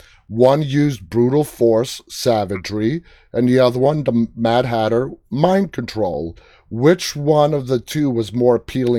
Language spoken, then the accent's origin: English; New York City, New York, United States; I'm from Queens. I was born and raised in Queens.